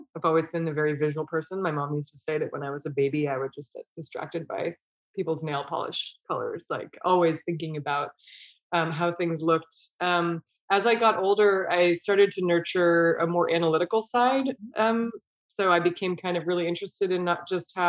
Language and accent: English; Bay Area, California, United States; I grew up in the Bay Area, but we are very close to the Sierra Nevada mountains